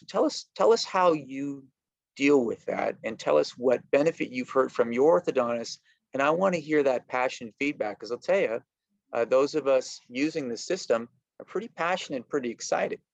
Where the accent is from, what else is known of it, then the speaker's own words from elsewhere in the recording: Canada; I am from Canada